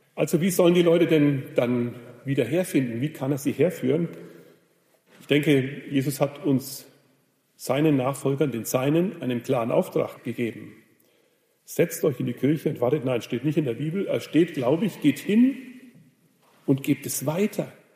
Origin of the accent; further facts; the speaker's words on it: Germany; in Rodenburg, wo ich herkomme